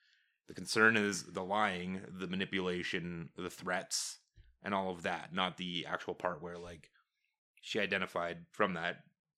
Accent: Canada; We're Canadian.

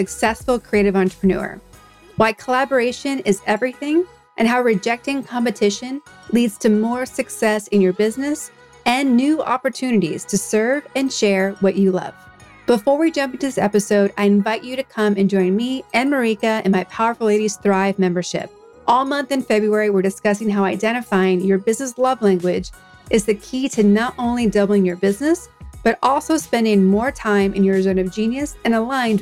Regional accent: Boston, Massachusetts, United States; we're both from Boston originally

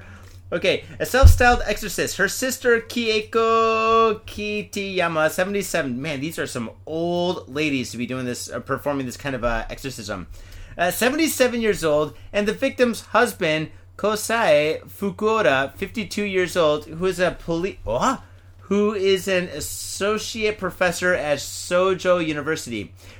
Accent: India; now in Japan; I am from India. I am not from Iraq or Iran. Leave me alone.

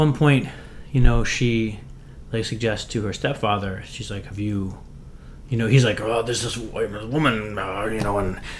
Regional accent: Western Pennsylvania, United States; where I grew up in Western Pennsylvania, there's like such a stigma against like mental illness and therapy.

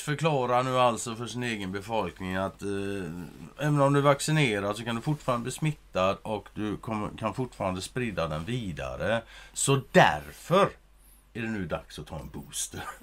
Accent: Sweden; som svensk

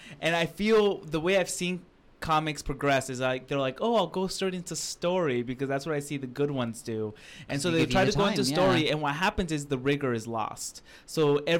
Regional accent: Seattle, Washington, United States; moved away as an adult; now in United Kingdom; I moved here from that. It was good. And then, because I'm from Seattle, but I started doing comedy in Seattle. But then I'm here. Yeah, I'm here in the UK.

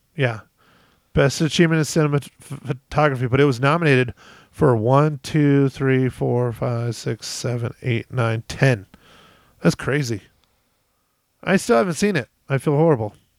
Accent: United States; as an American

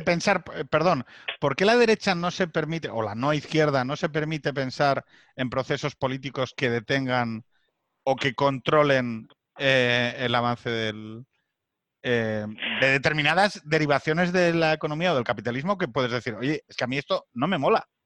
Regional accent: Asturias, Spain; que soy de Asturias

